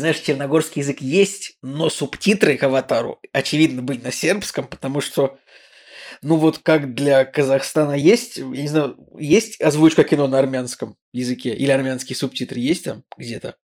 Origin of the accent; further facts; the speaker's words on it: Saint Petersburg, Russia; Мы такие, Санкт-Петербург